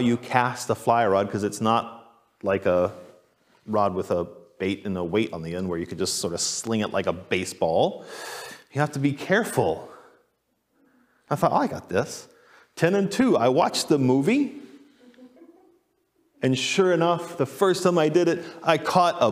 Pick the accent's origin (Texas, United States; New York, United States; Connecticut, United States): Texas, United States; moved away; also born or lived in Boise, Idaho; I grew up in Texas